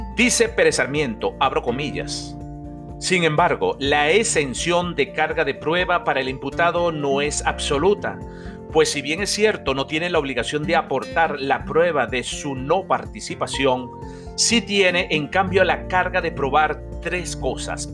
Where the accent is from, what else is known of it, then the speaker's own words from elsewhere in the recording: Venezuela; nuestro país, Venezuela